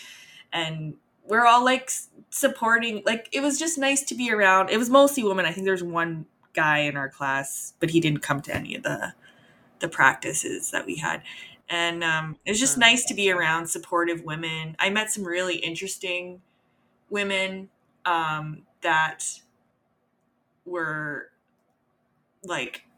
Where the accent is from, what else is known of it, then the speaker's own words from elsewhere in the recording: Edmonton, Alberta, Canada; I grew up in Edmonton